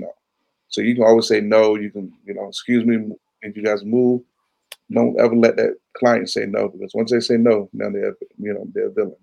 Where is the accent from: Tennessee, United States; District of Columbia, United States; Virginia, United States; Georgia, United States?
Virginia, United States; Chesapeake; I'm from Chesapeake